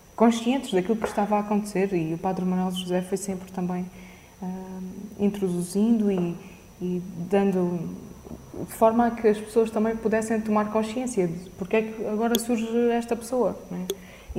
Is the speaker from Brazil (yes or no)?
no; Caridade, Alentejo, Portugal; quando casaram ficaram a viver na, na caridade e foi, foi lá que cresci